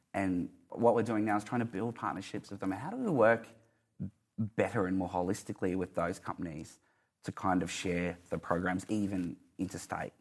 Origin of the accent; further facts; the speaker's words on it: Mount Isa, Queensland, Australia; moved away; I'm from Mount Isa